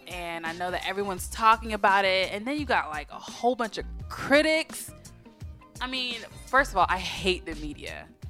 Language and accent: English; Florida, United States; moved away; I am from Florida, even though I don't like to claim it, right? And I've been through quite a bit of hurricanes in my life.